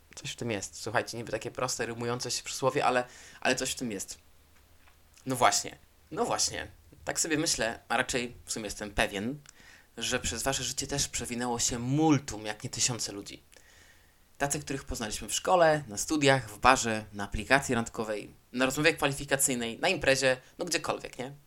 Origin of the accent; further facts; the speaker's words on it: Poland; moved away as an adult; now in Spain; w wieku 21 lat, tak, 22 wyjechałem z Hiszpanii, e, z Polski, przepraszam, i przyjechałem do Hiszpanii